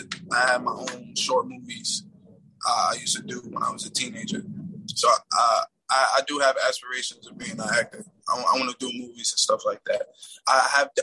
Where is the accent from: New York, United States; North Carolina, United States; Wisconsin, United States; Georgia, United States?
New York, United States; I grew up in Harlem